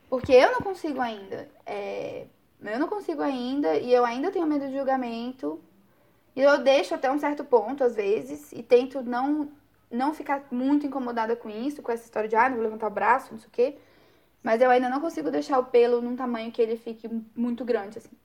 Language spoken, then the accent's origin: Portuguese; Brazil; como boa brasileira